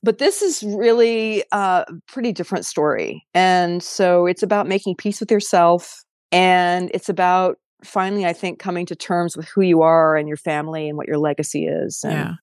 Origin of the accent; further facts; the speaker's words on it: San Diego, California, United States; also born or lived in South Dakota / Los Angeles; I was born on a farm in South Dakota, and then my parents and I moved to LA when I was one. So, I didn't grow up on a farm. I grew up in San Diego